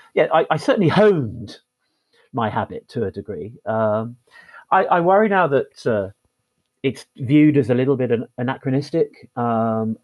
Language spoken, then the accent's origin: English; Farnham, South East England, United Kingdom; now in Plymouth, United Kingdom; I was born in Farnham in Surrey, and very much support Surrey.